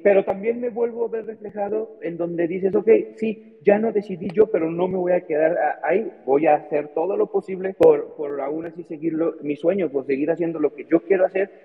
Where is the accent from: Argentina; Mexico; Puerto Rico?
Mexico; soy mexicano